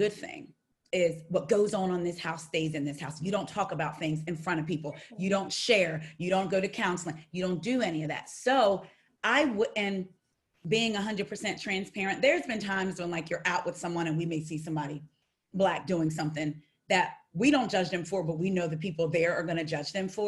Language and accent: English; New Jersey, United States; I'm from Jersey. I was from 40 minutes from where Monique grew